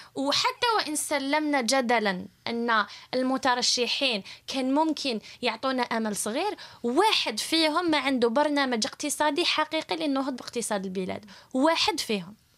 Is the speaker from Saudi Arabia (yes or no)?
no; Algeria; moved away; حنا كجزائريين في الخارج